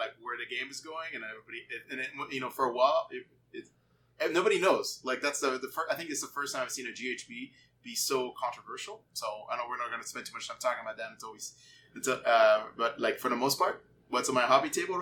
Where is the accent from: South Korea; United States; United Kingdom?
United States; growing up in the United States as a French guy